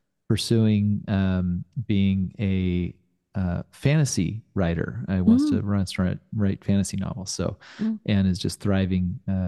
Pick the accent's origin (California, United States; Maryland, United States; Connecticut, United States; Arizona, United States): California, United States; Fresno; I grew up in Fresno